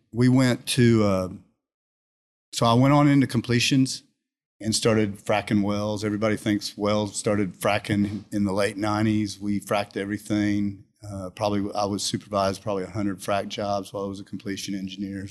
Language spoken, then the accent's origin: English; Houston, Texas, United States; I grew up here in Houston. Okay. I was born in Houston